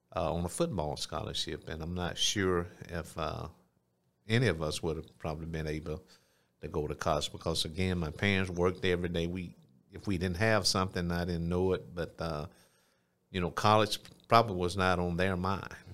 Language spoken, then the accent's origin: English; Phenix City, Alabama, United States; also born or lived in Columbus, Georgia; grew up in South Phoenix City